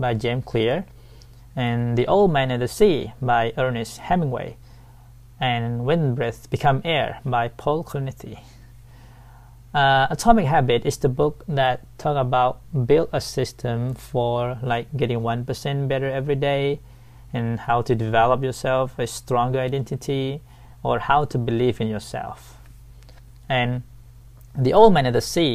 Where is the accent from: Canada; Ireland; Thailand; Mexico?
Thailand; Sai Buri, Pattani; English is a second language; I was born and raised in Saibri, Pattani, Thailand.